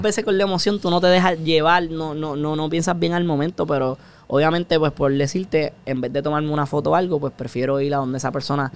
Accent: Puerto Rico; No somos de Puerto Rico si no decimos puñeta

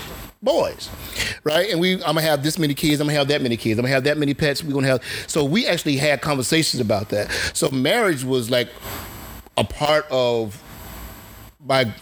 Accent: Eatonville, Florida, United States; We grew up in Eatonville, the oldest black incorporated town in America

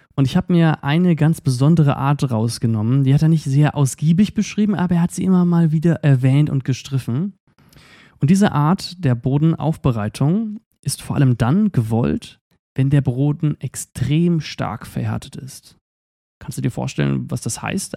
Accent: Eifel, Germany; wir kommen aber auch aus der Eifel

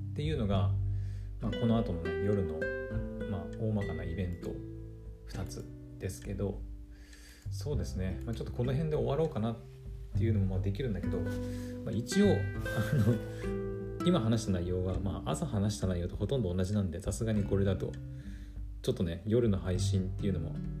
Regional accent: Aomori, Japan; 私青森の人間でもあるので

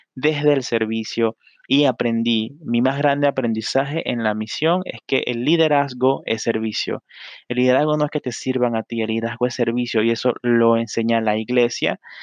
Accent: Panama; soy de Panamá

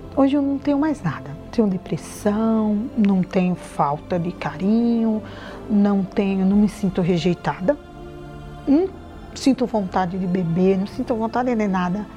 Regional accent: Paraíba, Brazil; moved away; eu vim da Paraíba

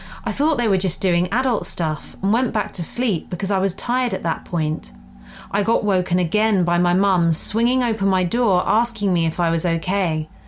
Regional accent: Bordeaux, Nouvelle-Aquitaine, France; first language French; English is a second language; I was born and raised in Bordeaux, France, so French is my first language.

